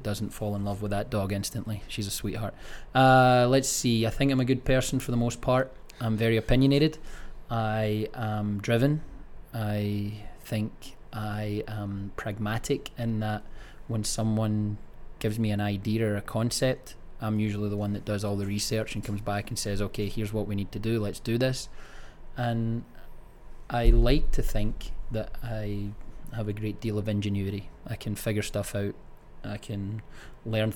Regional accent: Greenock, Scotland, United Kingdom; moved away as an adult; now in United States; Born and raised in Greenock, Scotland.

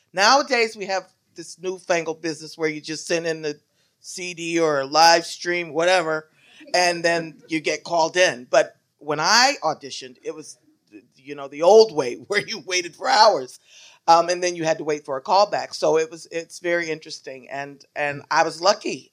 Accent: Shreveport, Louisiana, United States; moved away as an adult; also born or lived in Indiana; now in New York, United States; I am from Louisiana, Shreveport, Louisiana.

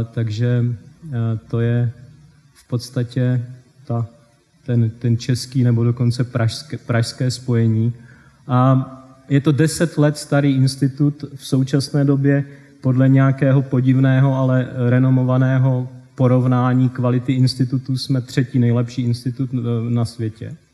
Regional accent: South Moravian Region, Czechia; moved away; jak jsem se z Česka dostal do tohoto blázince, jednoduše řečeno. A, takže toto je můj krátký životopis. Taky malá vesnice, e, ne úplně malá, v tom, na té Jižní Moravě ty vesnice jsou velké celkem, má nějakých 400 domů.

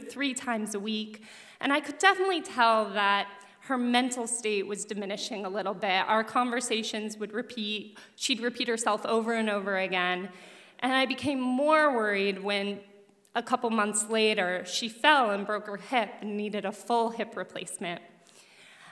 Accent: Denver, Colorado, United States; I grew up in Denver, Colorado

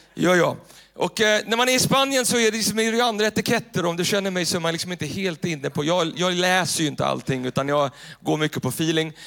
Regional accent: Tyresö, Stockholm County, Sweden; Den kyrkan där jag växte upp, eh, i Tyresö, så finns det en, en pingstkyrka som heter, som heter Tyresö pingstkyrka. Och där växte jag upp

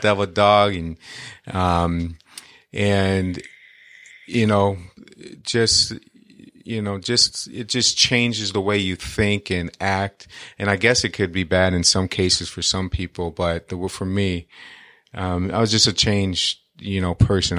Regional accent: Detroit, Michigan, United States; Growing up in Detroit

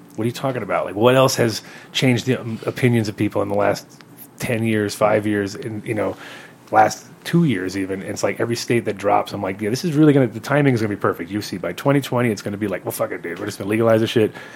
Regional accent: New York, United States; also born or lived in Holland; I'm a New Yorker

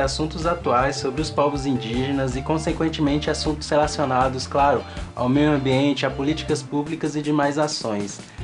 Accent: Cerrado, Brazil; de onde eu vim, que é o Cerrado

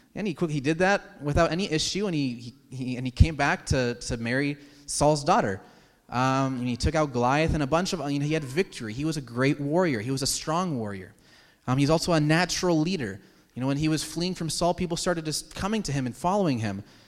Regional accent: United States; as American citizens

